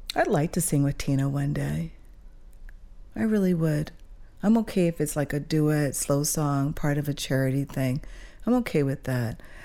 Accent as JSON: {"language": "English", "country": "Switzerland", "tie": "born or raised there", "also_born_or_lived": "Toronto", "moved": "yes", "said": "growing up in Switzerland"}